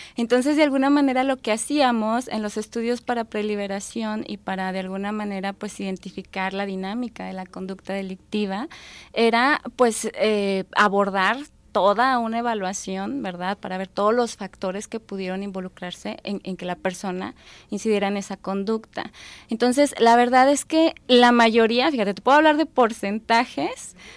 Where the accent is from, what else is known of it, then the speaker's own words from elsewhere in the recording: Durango, Mexico; Yo soy de Durango, de allá vengo